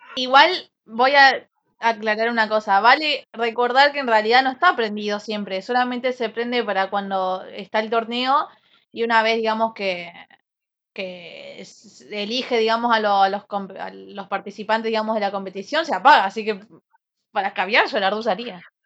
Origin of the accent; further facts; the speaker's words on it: Colón, Argentina; Soy de Colón